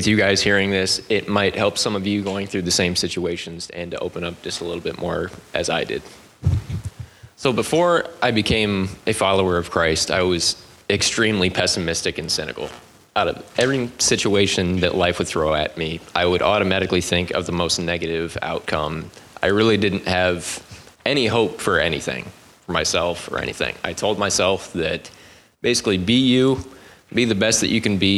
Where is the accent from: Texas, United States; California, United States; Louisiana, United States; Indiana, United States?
Indiana, United States; South Bend; I'm from South Bend.